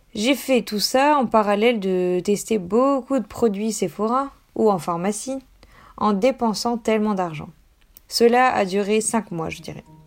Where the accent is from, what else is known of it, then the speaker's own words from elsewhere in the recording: United States; je suis américaine